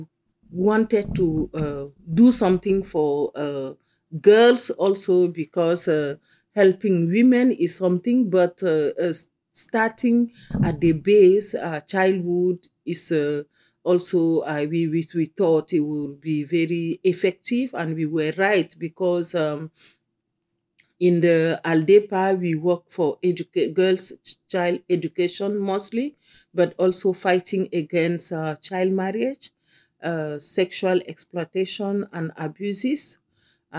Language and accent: English; Cameroon; I come from Cameroon